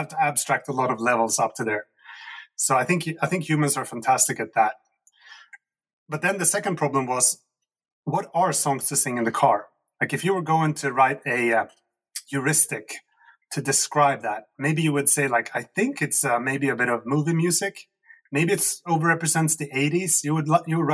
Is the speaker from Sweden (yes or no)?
yes; Sweden; And I come from Sweden, which is a former socialist country